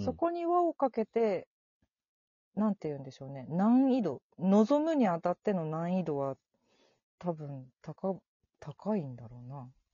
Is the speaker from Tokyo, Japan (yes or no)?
yes; Tokyo, Japan; 私も南氏も東京出身